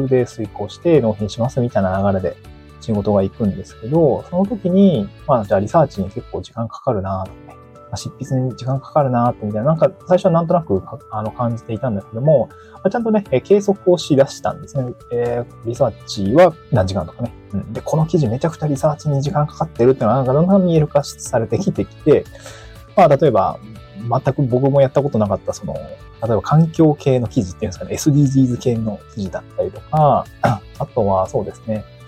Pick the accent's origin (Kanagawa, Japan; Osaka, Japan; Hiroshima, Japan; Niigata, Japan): Niigata, Japan; moved away as an adult; also born or lived in Aomori / Tokyo; now in Awaji Island, Japan; 僕は出身が新潟なんですけど、まあ、新潟を出て大学青森に行って、就職で東京に行って